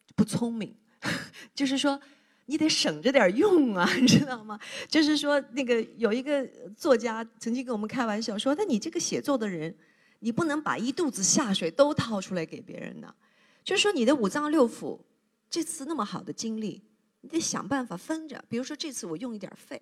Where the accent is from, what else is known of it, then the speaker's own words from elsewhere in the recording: southern China, China; moved away as an adult; also born or lived in Beijing; 作为一个南方人，第一次在北京过冬天